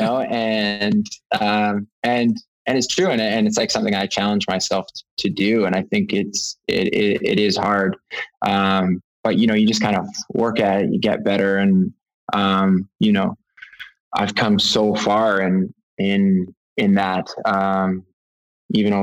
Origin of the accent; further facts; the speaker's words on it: Canada; growing up in Canada